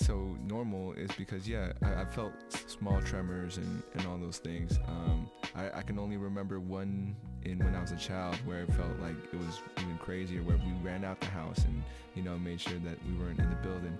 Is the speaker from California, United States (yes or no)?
yes; California, United States; I'm from California